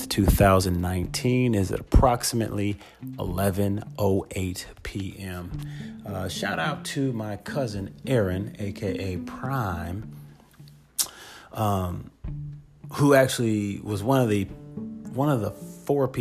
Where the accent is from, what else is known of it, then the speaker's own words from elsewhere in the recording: Oakland, California, United States; Growing up in Oakland in the time when rap was a brand new thing